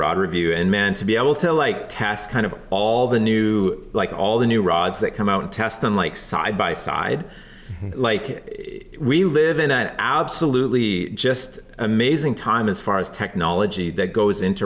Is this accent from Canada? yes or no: yes; the Kootenays, British Columbia, Canada; now in Vancouver Island, Canada; I grew up in the Kootenays, so in the Rockies, like kind of southeast British Columbia